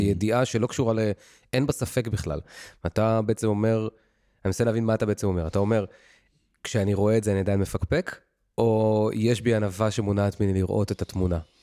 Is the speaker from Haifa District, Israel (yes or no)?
no; Ramat Gan, Tel Aviv District, Israel; גדלתי משפחה ברמת גן, ממוצעת, רגילה